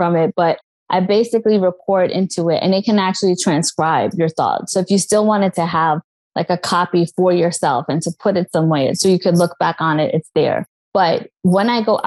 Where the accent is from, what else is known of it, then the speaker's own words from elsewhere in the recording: New York, United States; I'm from New York